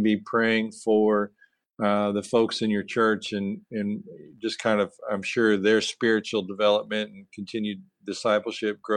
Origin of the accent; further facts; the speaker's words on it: Tennessee, United States; Growing up in Tennessee myself